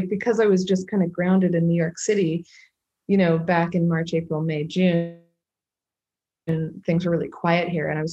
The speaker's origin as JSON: {"language": "English", "area": "Vancouver Island", "region": "British Columbia", "country": "Canada", "said": "I'm from Vancouver Island, which is a very wild place"}